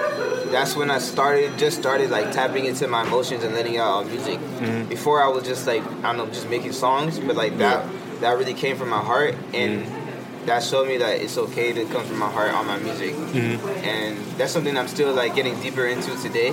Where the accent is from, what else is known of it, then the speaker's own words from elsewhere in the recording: New York, United States; I was born in New York